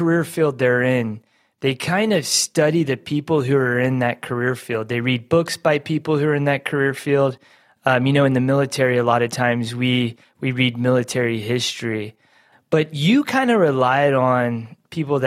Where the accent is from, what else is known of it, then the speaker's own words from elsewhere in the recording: Savannah, Georgia, United States; moved away; I grew up in Savannah, you know, back before I started traveling the world